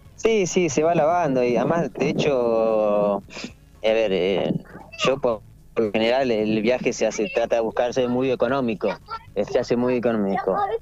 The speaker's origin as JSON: {"language": "Spanish", "country": "Argentina", "said": "nosotros tenemos pasaporte italiano, como, muchos argentinos, eh, por esta cuestión de nuestros abuelos"}